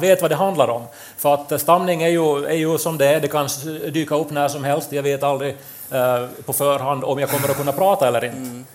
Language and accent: Swedish; Pedersöre, Ostrobothnia, Finland; moved away as an adult; also born or lived in Turku; vi är ju då från eh, Pedersöre där det inte går att bussar överhuvudtaget